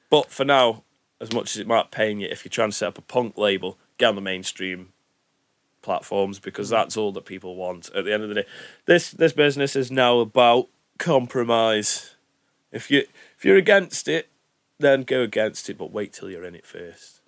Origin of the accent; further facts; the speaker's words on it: Stoke-on-Trent, West Midlands, United Kingdom; we're from Stoke. We know Stoke.